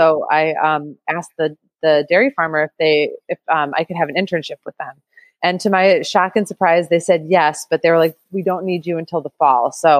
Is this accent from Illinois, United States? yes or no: yes; outside of Chicago, Illinois, United States; moved away as an adult; now in New York City, United States; I grew up in the Midwest, just learned you did too, which is cool. So I grew up outside of Chicago and then moved to New York City to go to art school.